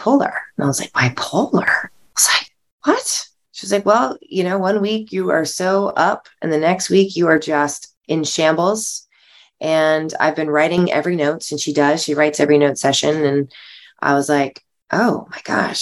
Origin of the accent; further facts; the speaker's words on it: South Carolina, United States; moved away; also born or lived in Los Angeles; I'm from South Carolina originally.